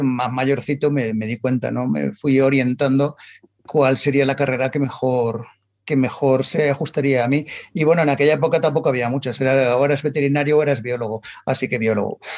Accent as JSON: {"language": "Spanish", "town": "Madrid", "region": "Community of Madrid", "country": "Spain", "tie": "born or raised there", "said": "nací en Madrid, en, en, la más dentro de la M30, en lo cual un ambiente súper urbanita"}